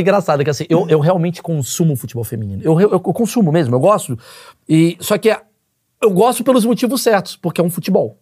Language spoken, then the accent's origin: Portuguese; Rio de Janeiro, Brazil; moved away; eu nasci no Rio de Janeiro